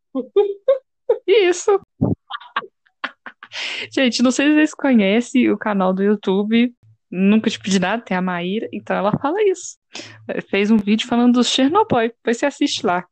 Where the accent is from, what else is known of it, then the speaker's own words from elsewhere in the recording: Belo Horizonte, Minas Gerais, Brazil; Eu sou de Belo Horizonte.